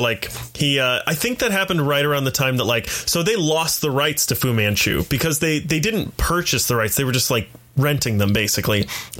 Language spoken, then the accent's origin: English; the South, United States; I have a condition. I was raised in the South.